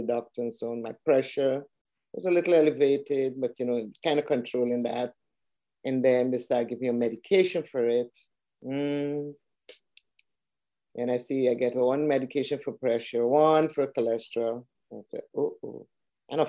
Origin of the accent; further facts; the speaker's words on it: Georgetown, Demerara-Mahaica, Guyana; moved away as an adult; also born or lived in Canada; now in Atlanta, United States; I'm originally from Georgetown, Guyana, South America, and I came here via Canada to work.